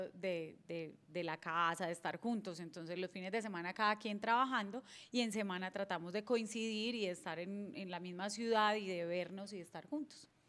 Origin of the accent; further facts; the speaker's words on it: Apartadó, Antioquia, Colombia; also born or lived in Medellín; como buena paisa tengo que decir que soy emprendedora